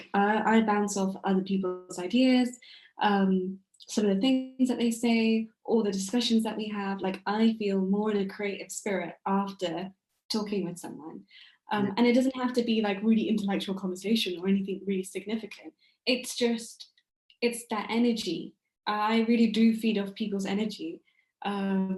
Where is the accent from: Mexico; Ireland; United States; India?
India; I'm Indian